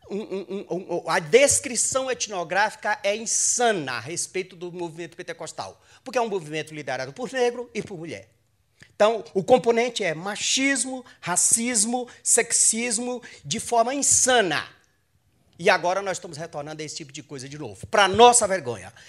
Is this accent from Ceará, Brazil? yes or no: yes; Ceará, Brazil; quem tem a minha idade e nasceu e se criou numa igreja evangélica, sabe o que é sofrer perseguição. Quando eu era criança, lá no Ceará, nós estávamos no culto e o culto era apedrejado.